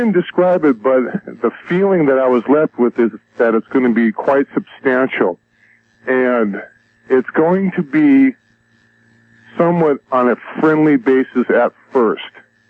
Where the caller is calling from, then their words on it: Los Angeles, California, United States; I'm calling from San Pedro, California, the L.A. Basin area.